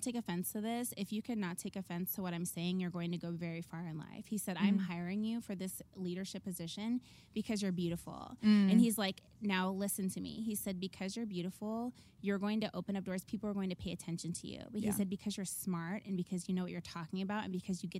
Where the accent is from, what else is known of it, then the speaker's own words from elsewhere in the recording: Southern California, United States; I grew up in Southern California and we could see the beach from our window.